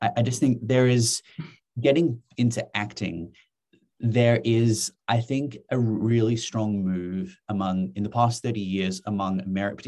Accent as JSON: {"language": "English", "region": "Western Cape", "country": "South Africa", "tie": "born or raised there", "said": "I grew up in the Southern Cape"}